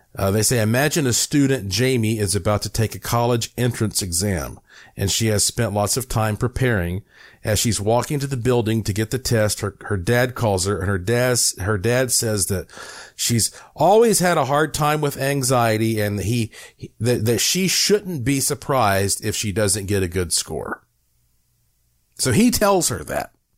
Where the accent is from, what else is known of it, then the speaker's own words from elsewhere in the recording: North Carolina, United States; I am from North Carolina